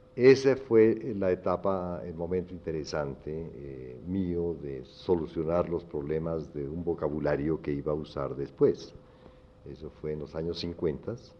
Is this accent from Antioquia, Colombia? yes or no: no; Popayán, Cauca, Colombia; moved away as an adult; also born or lived in Cali / New York; hiciera mi bachillerato en la Universidad del Cauca